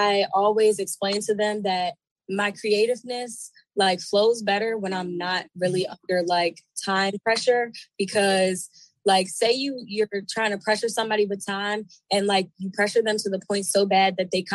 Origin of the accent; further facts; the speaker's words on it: Baltimore, Maryland, United States; I'm from Baltimore, Maryland. Not really from the city. I'm more like a country girl. But I moved out into the city when I was about, I want to say like 15, 16